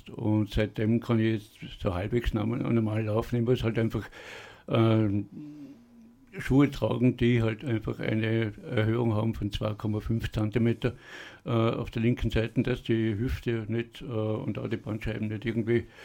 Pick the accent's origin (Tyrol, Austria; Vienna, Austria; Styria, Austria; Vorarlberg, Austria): Vorarlberg, Austria; Hartnäckigkeit als Vorarlberger einmal bewiesen